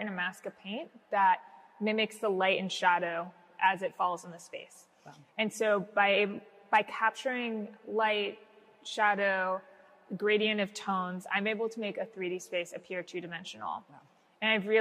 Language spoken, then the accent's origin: English; Washington, District of Columbia, United States; I grew up in the Washington, D.C. area